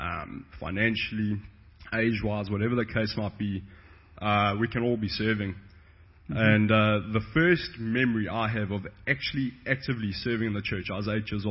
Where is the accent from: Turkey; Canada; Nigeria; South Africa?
South Africa; moved away; also born or lived in Johannesburg / Port Elizabeth; I'm South African, not Russian.